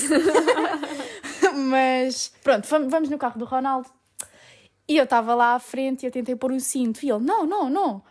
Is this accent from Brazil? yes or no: no; Portugal; moved away as an adult; now in Italy; sou portuguesa